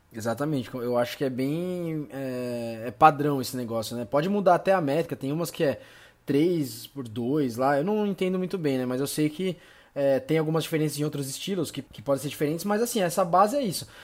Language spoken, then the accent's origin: Portuguese; São Caetano do Sul, São Paulo, Brazil; sou de São Caetano